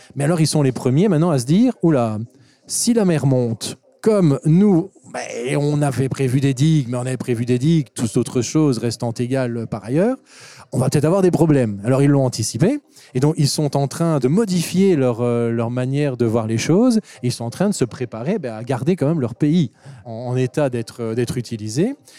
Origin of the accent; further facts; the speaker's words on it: Wallonia, Belgium; chez nous en Belgique ou en Wallonie